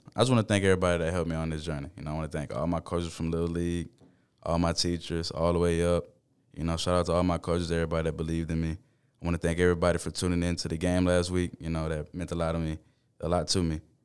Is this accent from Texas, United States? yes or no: yes; Baytown, Texas, United States; I grew up in Baytown.